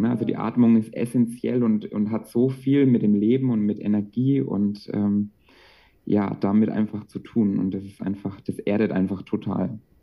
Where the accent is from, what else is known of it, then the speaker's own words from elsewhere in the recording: Bamberg, Bavaria, Germany; ich komme aus Bamberg und dort arbeite ich aktuell als Erzieher